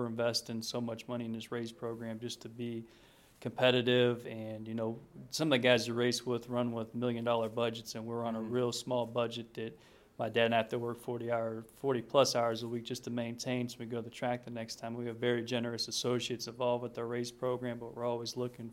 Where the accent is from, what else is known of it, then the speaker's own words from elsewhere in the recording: Youngstown, Ohio, United States; being from Youngstown